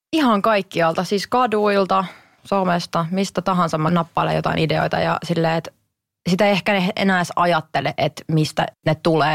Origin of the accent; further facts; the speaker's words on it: Kotka, Kymenlaakso, Finland; me tultiin aina Hesaa oikeasti Kotkasta itikseen shoppailemaan